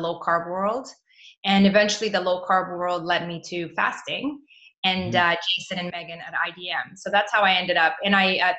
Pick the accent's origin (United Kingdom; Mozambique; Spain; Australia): Mozambique; also born or lived in Toronto, Canada; now in Europe; I moved back to my home country, which is in Mozambique, Southern Africa